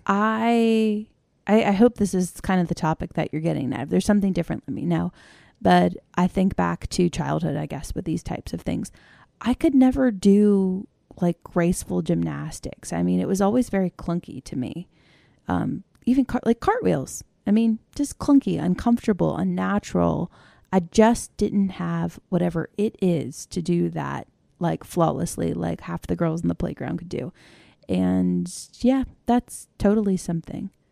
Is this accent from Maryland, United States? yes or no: yes; Maryland, United States; I grew up in Maryland